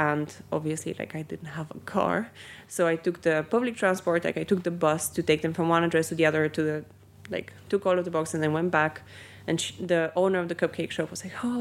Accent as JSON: {"language": "English", "country": "Bulgaria", "tie": "born or raised there", "moved": "yes", "lives_now": "United Kingdom", "said": "I grew up in Bulgaria"}